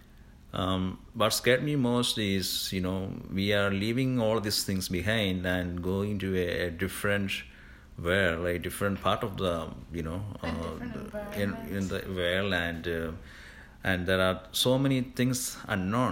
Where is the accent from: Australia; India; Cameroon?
India; also born or lived in Singapore; now in Canada; I'm originally from India, but before coming to Canada, I was already a landed immigrant in Singapore.